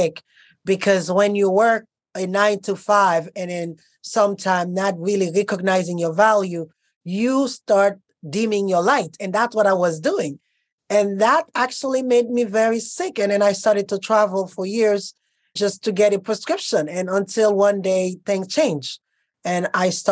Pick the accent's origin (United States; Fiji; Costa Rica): Costa Rica; moved away; also born or lived in Haiti / Europe; I grew up born in Haiti, grew up in Costa Rica, and my life developed in Europe.